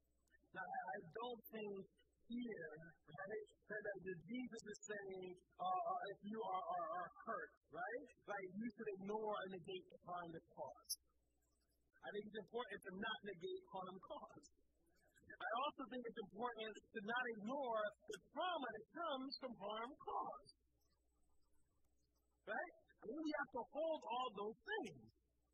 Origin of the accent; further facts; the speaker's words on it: Philadelphia, Pennsylvania, United States; I grew up in Southwest Philly.